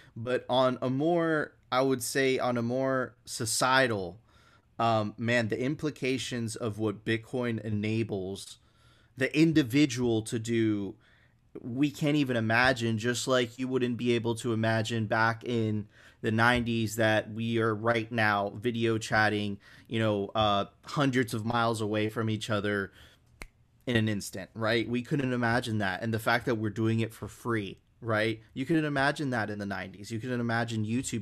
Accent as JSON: {"language": "English", "town": "Miami", "region": "Florida", "country": "United States", "tie": "born or raised there", "also_born_or_lived": "Venezuela", "said": "I grew up in Miami, but my family is, is, is originally from Venezuela. I lived my younger, ve, my very young years in Venezuela"}